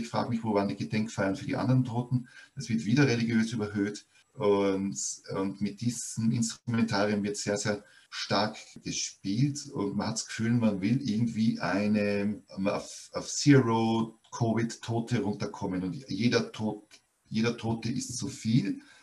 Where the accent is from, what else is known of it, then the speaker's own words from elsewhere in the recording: Austria; hier in Österreich wurde ganz stark über die Volksschule, also bei uns sagt man Volksschule